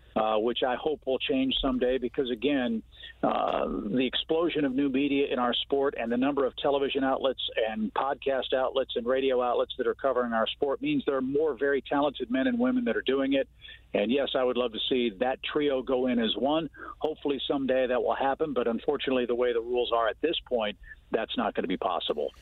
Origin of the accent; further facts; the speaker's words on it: Midwest, United States; moved away as an adult; also born or lived in Georgia; I grew up in the Midwest